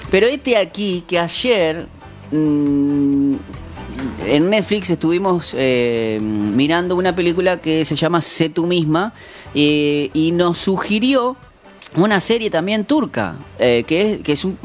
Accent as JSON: {"language": "Spanish", "region": "Córdoba", "country": "Argentina", "accent": "Cordobés", "said": "Soy cordobés y ando sin"}